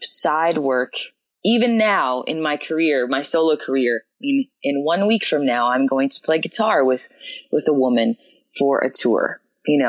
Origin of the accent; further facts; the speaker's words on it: Winnipeg, Manitoba, Canada; moved away as an adult; now in Austin, United States; I worked some coffee shop jobs back in my hometown of Winnipeg